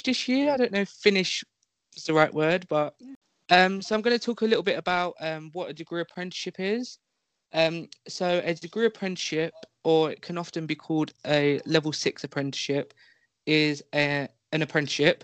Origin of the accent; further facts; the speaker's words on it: London, United Kingdom; I am 18, I am from London